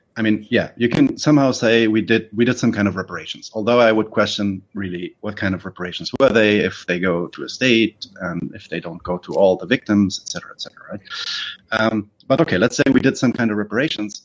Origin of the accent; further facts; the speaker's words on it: Germany; I'm born and raised in Germany. I'm not German